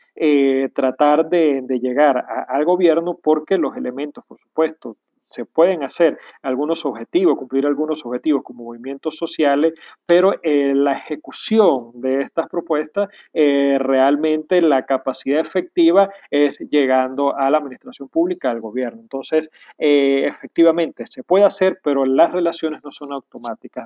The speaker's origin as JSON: {"language": "Spanish", "country": "Venezuela", "said": "Aquí mismo, en mi país, en Venezuela"}